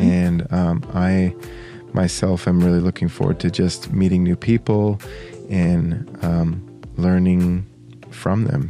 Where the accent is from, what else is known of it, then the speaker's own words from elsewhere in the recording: Australia; moved away as an adult; also born or lived in United States; now in St. Paul, United States; my parents moved to Australia when I was two. Uh, and I grew up there. I was there for 19 years and then came back to the States